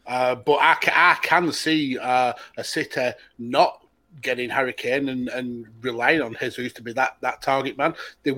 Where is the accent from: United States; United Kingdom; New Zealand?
United Kingdom; the north of England; Yeah, I'm Northern English.